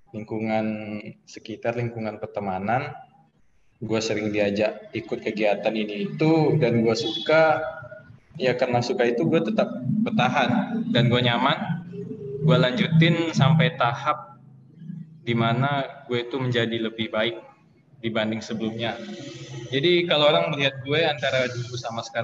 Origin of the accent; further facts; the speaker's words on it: Bagansiapiapi, Riau, Indonesia; Gue asal Bagan Siap ya, Riau, tinggal di Jalan Pahlawan, mungkin anak-anak Bagan tahu lah ya Jalan Pahlawan yang ada rukonya ya.